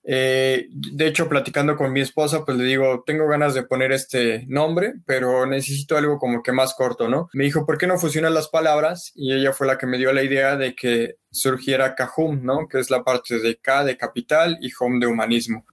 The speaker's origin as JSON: {"language": "Spanish", "country": "Mexico", "said": "en México estábamos viviendo"}